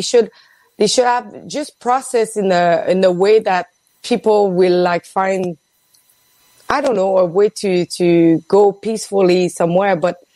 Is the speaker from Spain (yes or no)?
no; Quebec City, Quebec, Canada; Quebec City.